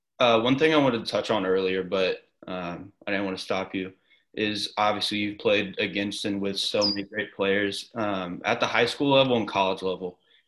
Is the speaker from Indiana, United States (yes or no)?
yes; Indianapolis, Indiana, United States; We're all from Indy